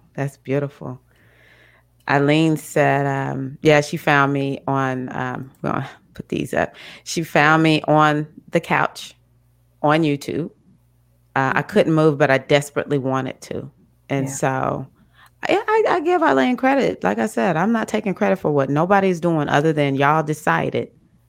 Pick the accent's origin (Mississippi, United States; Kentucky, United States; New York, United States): Mississippi, United States; I'm the one from Mississippi.